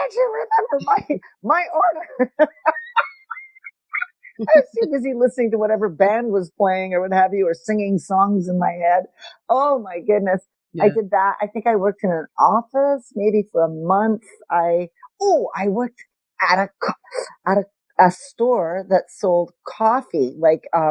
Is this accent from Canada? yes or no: yes; Montreal, Quebec, Canada; I grew up in Montreal